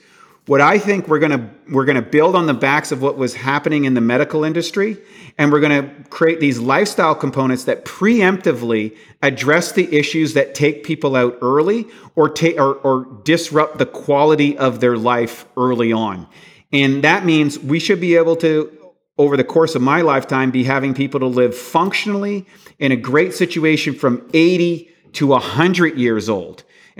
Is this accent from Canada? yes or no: yes; Canada; In the 1967, I'm from Canada, when they brought in Social Security, the life expectancy of a Canadian citizen was 67 years old.